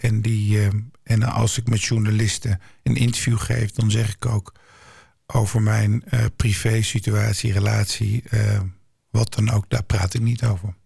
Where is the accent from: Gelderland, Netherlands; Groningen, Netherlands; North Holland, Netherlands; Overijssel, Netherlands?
Gelderland, Netherlands; Nijmegen; Ik ben zelf geboren en getogen in Nijmegen, waar ik nog steeds woon.